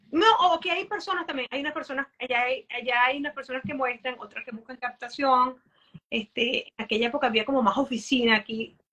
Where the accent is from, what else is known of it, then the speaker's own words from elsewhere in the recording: Venezuela; Eh, no me preguntaste, pero soy de Venezuela.